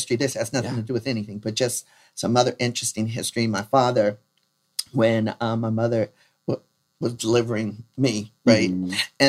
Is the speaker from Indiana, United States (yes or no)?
no; San Francisco, California, United States; I was born and raised in San Francisco, actually born at the what is now known as the Kaiser French campus. It was known as French Hospital.